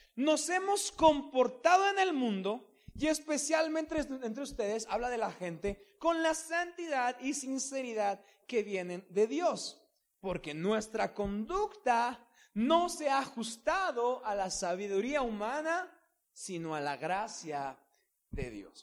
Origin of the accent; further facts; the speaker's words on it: Mexico; nosotros como mexicanos